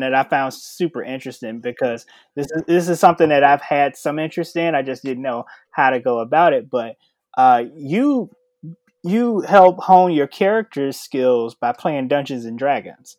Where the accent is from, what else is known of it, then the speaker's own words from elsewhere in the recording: Chicago, Illinois, United States; moved away as an adult; now in Arizona, United States; I'm from Chicago, Illinois